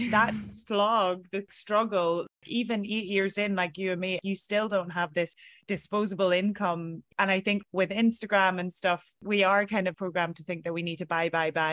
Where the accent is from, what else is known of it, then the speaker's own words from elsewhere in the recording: Ireland; moved away as an adult; now in New York, United States; as Irish people